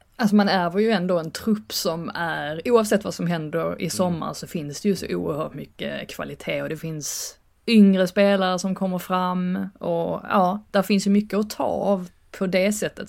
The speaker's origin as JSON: {"language": "Swedish", "country": "Sweden", "also_born_or_lived": "England", "moved": "as an adult", "lives_now": "United Kingdom", "said": "nästan som att vara hemma i Sverige"}